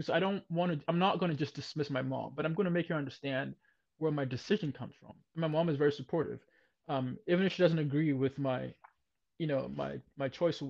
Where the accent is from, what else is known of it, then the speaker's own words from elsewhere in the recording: Ghana; moved away; growing up in Ghana, when I was in Ghana